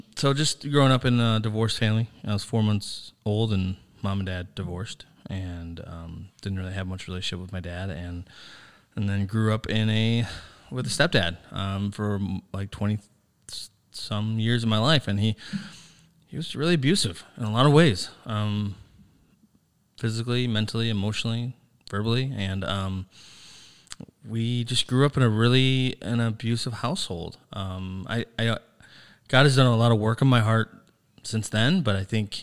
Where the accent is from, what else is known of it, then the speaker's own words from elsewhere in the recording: Sandusky, Ohio, United States; moved away; also born or lived in New Philadelphia, Ohio / Cleveland, Ohio; I grew up in Sandusky